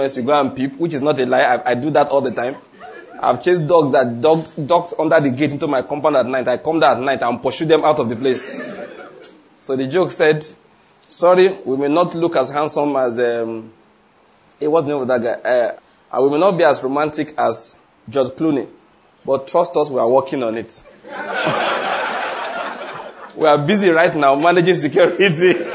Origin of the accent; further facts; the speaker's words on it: Nigeria; I'm a Nigerian father